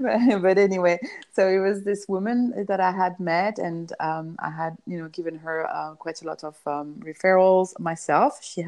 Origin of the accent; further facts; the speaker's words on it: Iran; I grew up in Iranian island where my parents traveled there and they didn't know anybody.